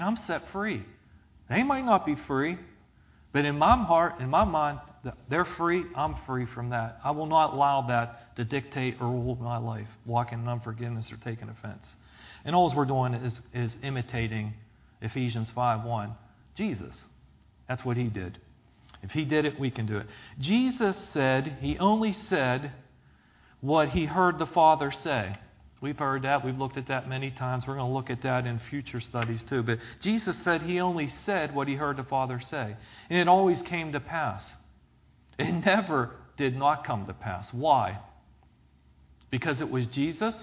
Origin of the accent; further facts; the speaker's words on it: Zelienople, Pennsylvania, United States; I grew up in Zillionople, down in Extension.